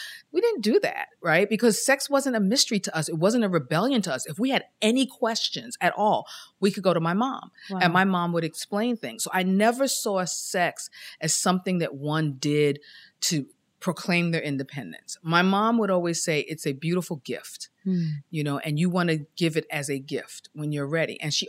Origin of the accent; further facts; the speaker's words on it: Queens, New York, United States; I grew up in Queens, in South Ozone Park, South Jamaica, Queens, near Kennedy Airport.